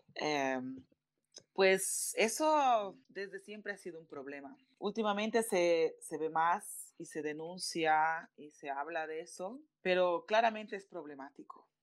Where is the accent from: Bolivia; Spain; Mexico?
Bolivia; dentro del activismo en mi país, Bolivia